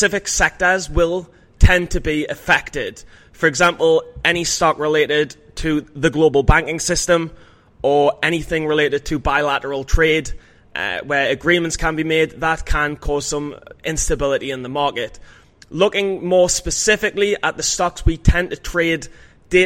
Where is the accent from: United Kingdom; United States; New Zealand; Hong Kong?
United Kingdom; England; As an Englishman